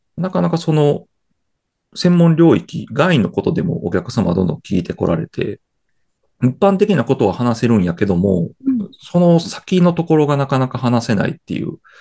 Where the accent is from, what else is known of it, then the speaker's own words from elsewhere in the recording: Kyoto, Japan; 生まれも育ちも京都です。